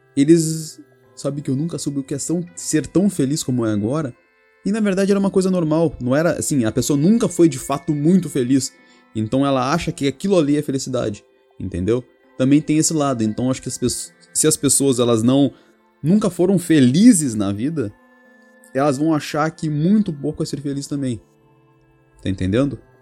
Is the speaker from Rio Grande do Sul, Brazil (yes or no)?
yes; Rio Grande, Rio Grande do Sul, Brazil; moved away as an adult; now in Portugal; eu sou do Brasil, né? Sou do Rio Grande do Sul, cidade de Rio Grande.